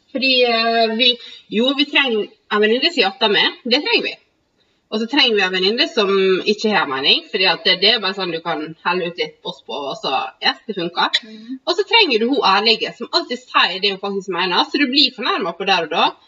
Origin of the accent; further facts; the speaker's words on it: Sykkylven, Møre og Romsdal, Norway; Vi er fra samme bygd